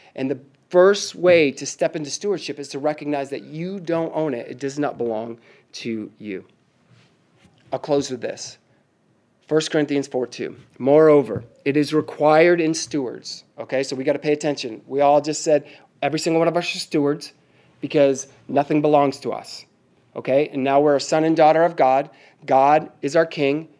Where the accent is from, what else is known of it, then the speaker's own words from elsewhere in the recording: Northeast, United States; moved away; I'm from the Northeast